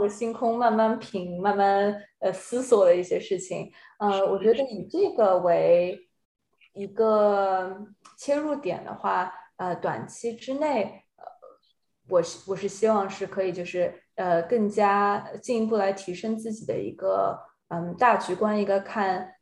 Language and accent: Chinese; Shanghai, China; moved away; 我上海人